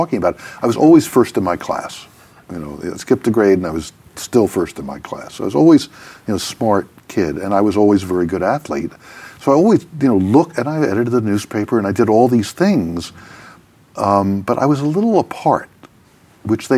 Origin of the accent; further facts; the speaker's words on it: New York City, New York, United States; I was born and raised in New York City, in Manhattan, on the Upper East Side